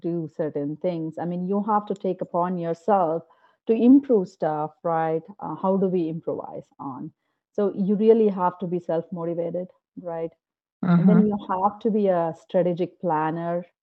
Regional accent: Bangalore, Karnataka, India; moved away as an adult; now in United States; I come from Bangalore, which is considered the Silicon Valley of India

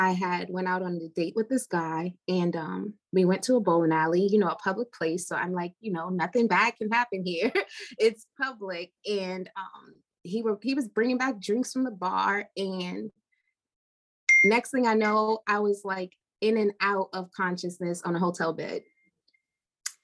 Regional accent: New York, United States; I am from New York

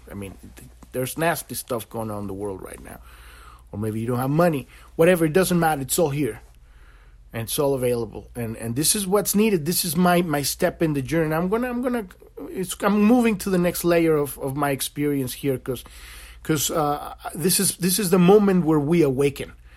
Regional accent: Mexico; now in United States; I'm an American now, but I was born in Mexico

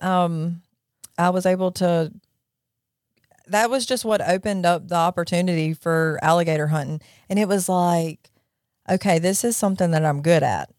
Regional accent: Jackson, Mississippi, United States; also born or lived in Florence, Mississippi; I grew up in Jackson, Mississippi.

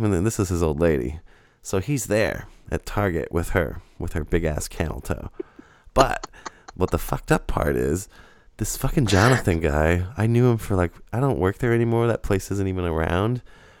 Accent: England, United Kingdom; I'm from England. In England, we call them...

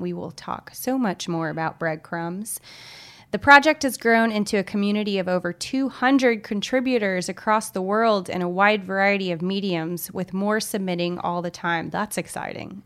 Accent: Little Rock, Arkansas, United States; moved away; I'm from Little Rock, Arkansas

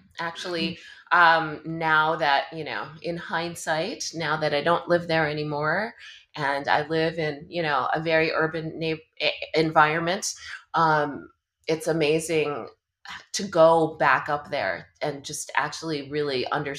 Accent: New York, United States; born or raised there; also born or lived in Manila, Philippines

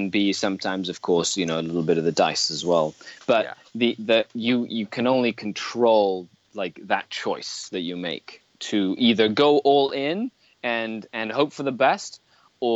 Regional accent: Mexico; now in Canada; I was born and raised in Mexico.

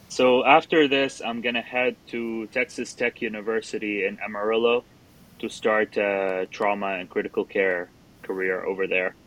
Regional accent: Qatar; moved away as an adult; also born or lived in Jordan / Florida, United States; now in Charleston, United States; I'm originally from Jordan, uh, and I grew up in Qatar.

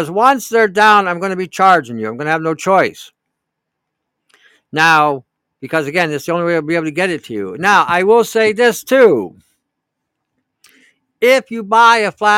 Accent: Canada; I'm from Canada

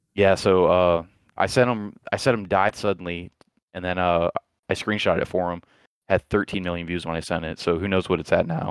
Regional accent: Florida, United States; moved away; I'm from Florida

